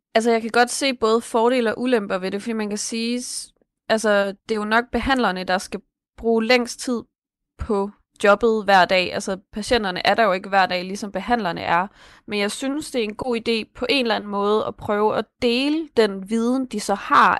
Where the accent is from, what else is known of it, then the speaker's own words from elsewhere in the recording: Esbjerg, Southern Denmark, Denmark; nu kommer jeg selv fra Esbjerg